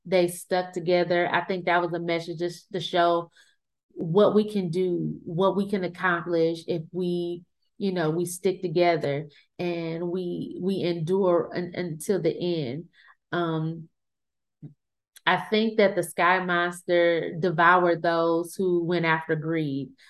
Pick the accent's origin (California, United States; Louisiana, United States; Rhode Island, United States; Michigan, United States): Michigan, United States; Flint; I'm from Flint, Michigan